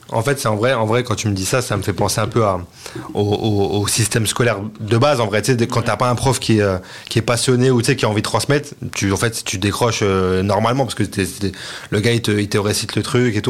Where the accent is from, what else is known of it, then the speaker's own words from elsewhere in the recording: Bourges, Centre-Val de Loire, France; moved away; also born or lived in Tours; j'ai vécu à Tours parce que moi, je suis né à Bourges